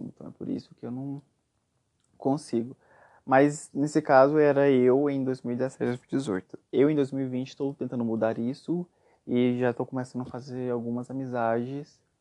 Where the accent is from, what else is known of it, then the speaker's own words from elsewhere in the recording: Aparecida de Goiânia, Goiás, Brazil; Eu sou goiano, nascido em Goiânia, cresci em Aparecida de Goiânia